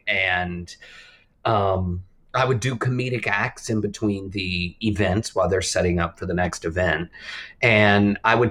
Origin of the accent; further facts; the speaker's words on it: Texas, United States; moved away; I'm from Texas. My dad was a calf roper in the rodeo. My parents met in the rodeo club in high school, and I grew up an only child